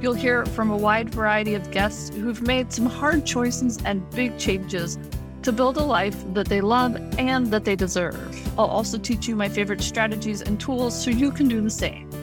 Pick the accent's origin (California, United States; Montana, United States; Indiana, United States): Montana, United States; moved away as an adult; now in Virginia, United States; I'm born and bred in Montana